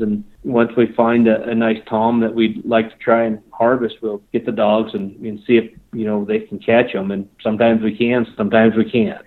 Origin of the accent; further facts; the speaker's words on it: Charlevoix, Michigan, United States; moved away as an adult; also born or lived in Washington; now in Wyoming, United States; I lived there for 11 years.